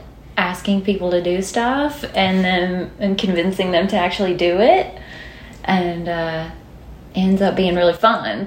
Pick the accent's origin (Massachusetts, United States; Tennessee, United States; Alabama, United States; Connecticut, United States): Alabama, United States; Rainesville; moved away as an adult; also born or lived in Tuscaloosa, Alabama; now in Nashville, United States; I'm from Northeast Alabama, a small town called Rainesville. Not much going on there. Then I moved to Tuscaloosa to go to school at University of Alabama, and then I moved here.